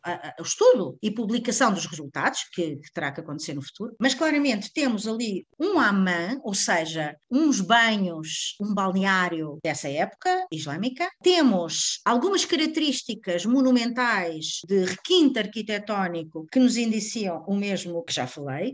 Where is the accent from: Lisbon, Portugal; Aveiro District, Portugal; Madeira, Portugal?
Lisbon, Portugal; nós que somos lisboetas